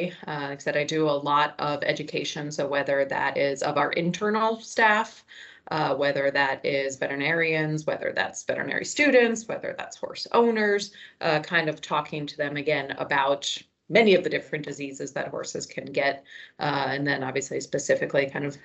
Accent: Pennsylvania, United States; I grew up in Pennsylvania

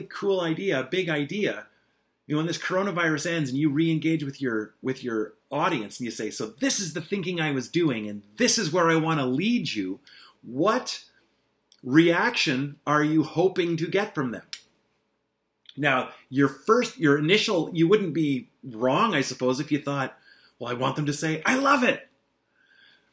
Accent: eastern Ontario, Canada; moved away; I'm driving up to my hometown to visit my mom

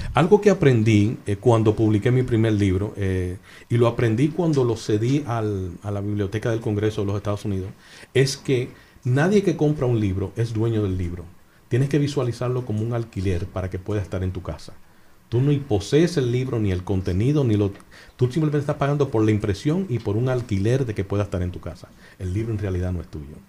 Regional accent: Santo Domingo, Distrito Nacional, Dominican Republic; also born or lived in Miami, Florida, United States; now in United States; Yo, yo, me crié en Miami, me crié en Santo Domingo

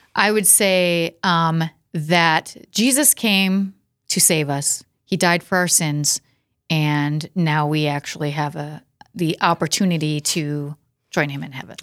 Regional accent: Watertown, South Dakota, United States; also born or lived in Castlewood, South Dakota; I was born in Watertown, lived in Watertown until I was about in sixth grade. And then, um, we moved to Castlewood, just a little south

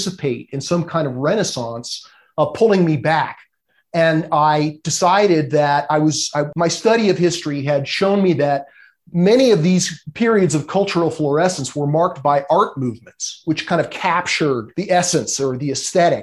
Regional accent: Los Angeles, California, United States; I grew up in Los Angeles

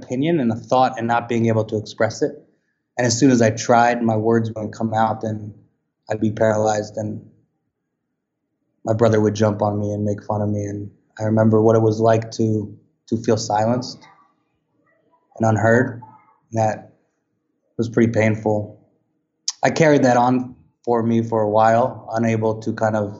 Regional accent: Westchester County, outside New York City, United States; I grew up outside New York City, Westchester County

